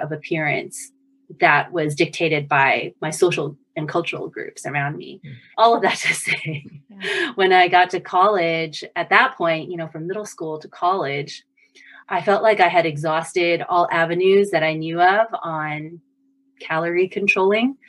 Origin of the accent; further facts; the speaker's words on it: Houston, Texas, United States; moved away as an adult; also born or lived in California / Massachusetts; now in Boston, United States; I was born and raised in Houston, Texas. So I'm a native Texan